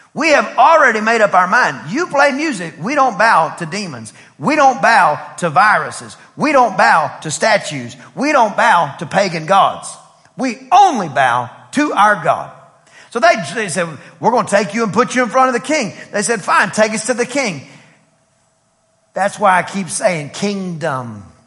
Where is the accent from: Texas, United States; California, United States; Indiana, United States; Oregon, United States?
Texas, United States; East; I'm from East Texas where we, we spent a lot of time outside uh, um, raising what we would eat